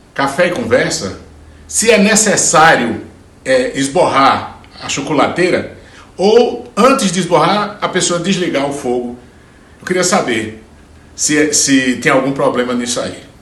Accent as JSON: {"language": "Portuguese", "town": "Juazeiro do Norte", "region": "Ceará", "country": "Brazil", "tie": "born or raised there", "moved": "yes", "said": "eu cresci vendo isso lá na, na, no sertão, sou de Juazeiro do Norte, no, no Ceará"}